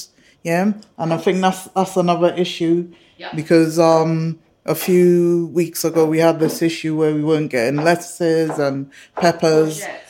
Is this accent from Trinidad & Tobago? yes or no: yes; Trinidad & Tobago; moved away; growing up in Trinidad and Tobago, which is a multicultural society